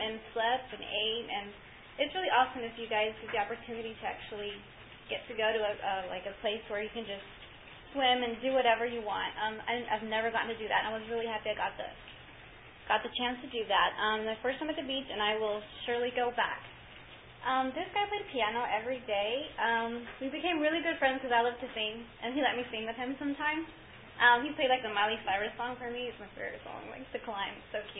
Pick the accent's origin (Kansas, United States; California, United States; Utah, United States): Kansas, United States; Liberal; I'm from Liberal, Kansas.